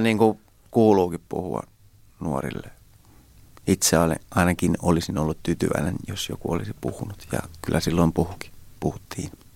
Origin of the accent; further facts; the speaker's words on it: Hämeenkyrö, Pirkanmaa, Finland; Holmalan tie tuolla Hämeenkyrössä päin, mistä mä oon kotoisin